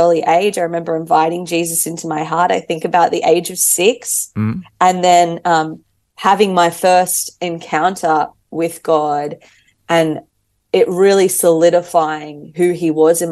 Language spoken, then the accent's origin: English; Sydney, New South Wales, Australia; I was born in Sydney